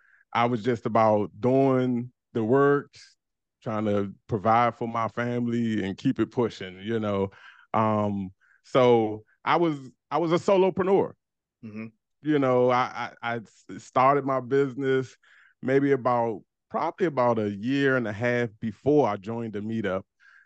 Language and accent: English; Washington, District of Columbia, United States; I'm from DC, man. DC.